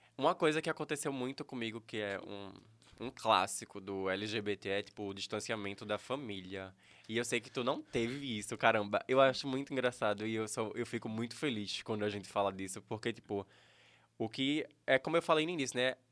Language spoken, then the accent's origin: Portuguese; Escada, Pernambuco, Brazil; Eu nasci aqui em Escada.